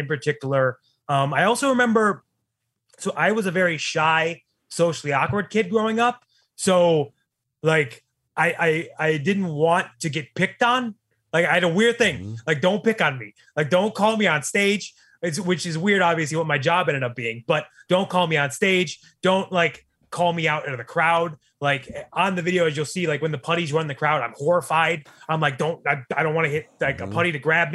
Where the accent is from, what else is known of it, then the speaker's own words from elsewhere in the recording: Cleveland, Ohio, United States; moved away; Cleveland, Ohio, where I grew up and where I frequent very often. It's my hometown